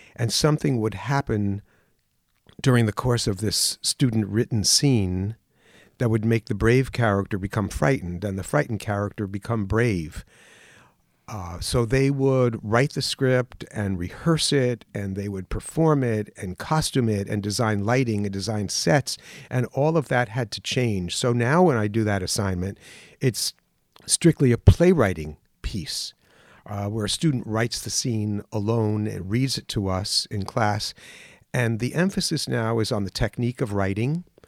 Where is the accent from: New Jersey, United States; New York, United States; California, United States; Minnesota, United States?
New York, United States; Mount Vernon; I grew up in New York. in Mount Vernon, New York, right on the border of the Bronx